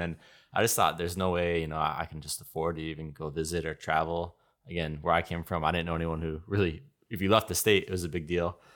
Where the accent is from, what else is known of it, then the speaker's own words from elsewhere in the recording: suburbs of Detroit, Michigan, United States; moved away as an adult; now in Osaka, Japan; I'm from Michigan, uh, the suburbs of Detroit